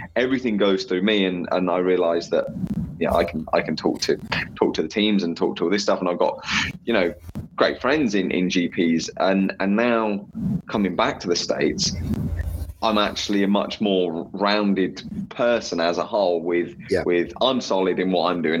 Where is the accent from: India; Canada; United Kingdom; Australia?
United Kingdom; England; as an English person